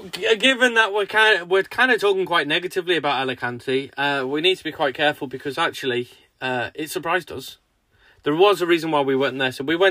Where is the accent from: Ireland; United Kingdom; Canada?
United Kingdom; Chester, North West England; moved away as an adult; also born or lived in New Brighton, Wirral; now in Sussex, United Kingdom; We're from like the northwest, Chester, Ellesmereport, that sort of way, near the Wirral. Our house was on the Wirral, New Brighton, just opposite Liverpool.